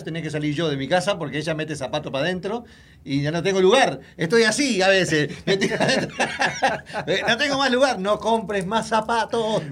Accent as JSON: {"language": "Spanish", "country": "Uruguay", "tie": "born or raised there", "moved": "yes"}